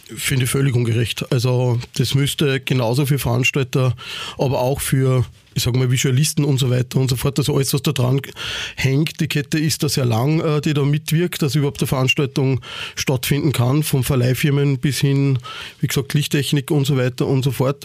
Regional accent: Ried im Innkreis, Upper Austria, Austria; moved away as an adult; now in Vienna, Austria; ich komme aus Oberösterreich, ähm, aus Ried im Ingreis. Mein Vater hat damals äh, bis zum letzten Jahr einen Kulturverein dort gehabt. Also ich bin eigentlich in das ganze eingeboren, damit aufgewachsen.

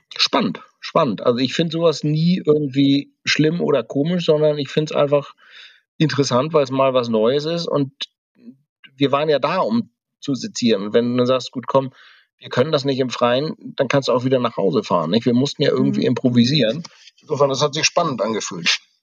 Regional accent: Kiel, Schleswig-Holstein, Germany; now in Berlin, Germany; ich bin in den 70ern, 80ern groß geworden. Da war das alles noch viel näher dran. Da gab es noch so wirklich alte Bunker, in denen teilweise noch Stahlhelme lagen bei uns in Kiel

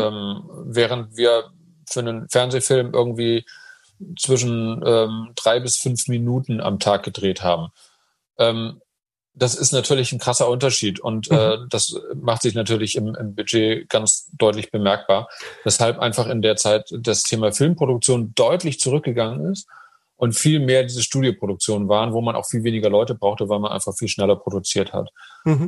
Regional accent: Hamburg, Germany; moved away as an adult; also born or lived in Munich; ich bin eben auch Hamburger

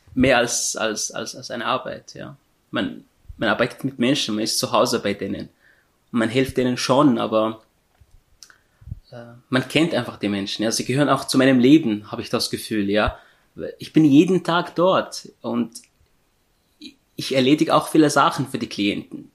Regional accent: Syria; German is a second language; moved away as an adult; now in Austria; Ich komme aus Syrien. Ich bin im Jahr 2015 nach Österreich geflüchtet, habe die Sprache gelernt

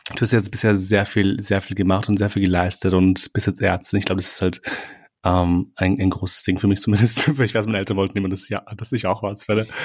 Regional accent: Austria; also born or lived in Kosovo; ich lebe hier, seitdem ich irgendwie drei Jahre alt bin

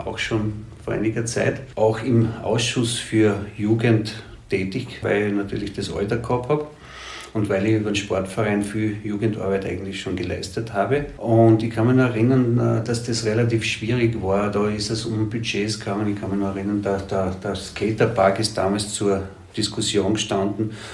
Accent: Gratwein-Straßengel, Styria, Austria; ich bin da in der Murfeldsiedlung aufgewachsen

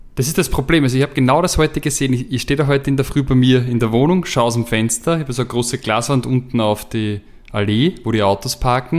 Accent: Austria; als Österreicher

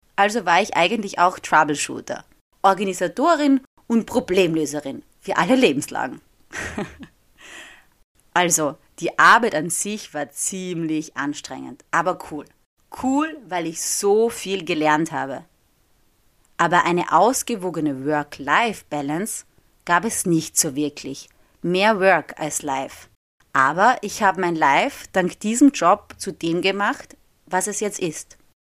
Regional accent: Austria; first language German; moved away as an adult; now in Rome, Italy; in meinem Heimatort in Österreich

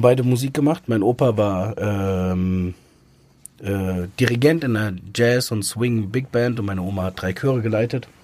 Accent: near Frankfurt, Hesse, Germany; bin im Umkreis von Frankfurt groß geworden, also zehn Kilometer entfernt

